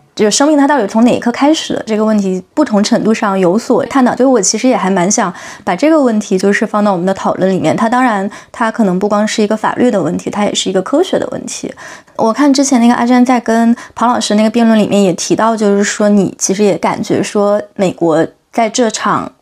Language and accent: Chinese; China; 中国这个环境下长大的